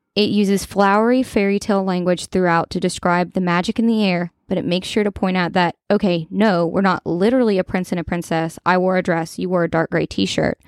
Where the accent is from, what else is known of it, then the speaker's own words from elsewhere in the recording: Kentucky, United States; I'm from Kentucky